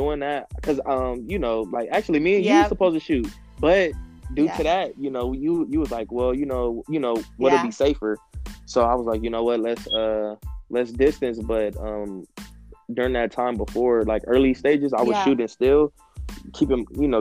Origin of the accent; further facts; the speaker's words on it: Los Angeles, California, United States; also born or lived in Compton; I lived in Compton for a short time, and then I officially moved to Los Angeles, but I grew up in Los Angeles.